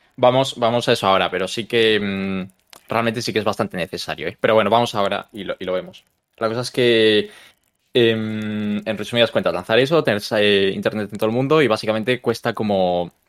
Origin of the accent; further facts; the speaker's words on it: Galicia, Spain; moved away; yo soy de Galicia